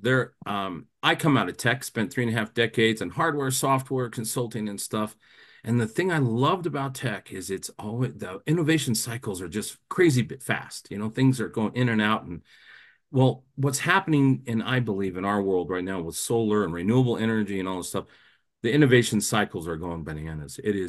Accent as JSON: {"language": "English", "region": "Colorado", "country": "United States", "tie": "born or raised there", "said": "my family's from Nebraska originally. Now, I'm a Colorado native"}